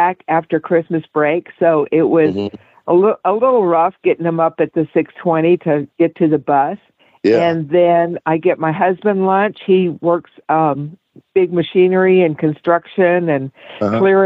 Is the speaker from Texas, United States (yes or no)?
yes; West Texas, United States; I grew up in West Texas